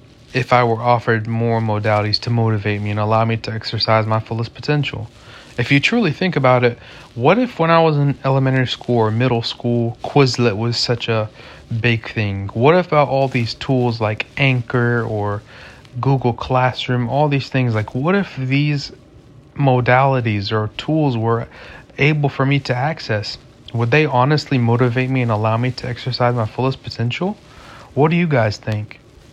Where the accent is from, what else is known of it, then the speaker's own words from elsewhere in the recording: Jerusalem, Jerusalem District, Israel; Me personally, I am from Jerusalem and I have family that live in Jerusalem.